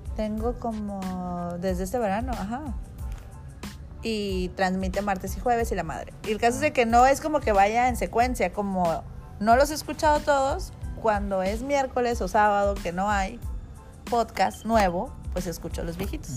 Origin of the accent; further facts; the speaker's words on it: Tijuana, Baja California, Mexico; Soy de Tijuana